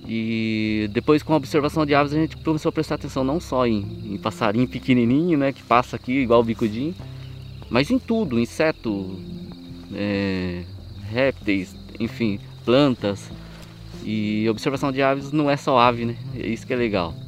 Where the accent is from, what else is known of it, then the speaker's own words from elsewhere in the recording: Salesópolis, São Paulo, Brazil; Sou nascido, criado em Salesópolis, o caipira da terra